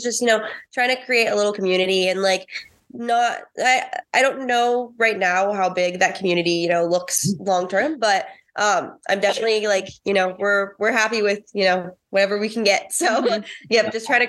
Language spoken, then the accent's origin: English; California, United States; I grew up in California, like 2 hours away from Disneyland.